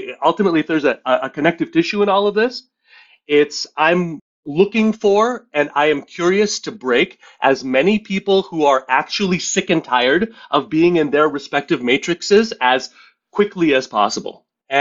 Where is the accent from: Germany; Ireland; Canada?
Canada; Montreal, Quebec; grew up in Montreal in a pretty dysfunctional Indian family.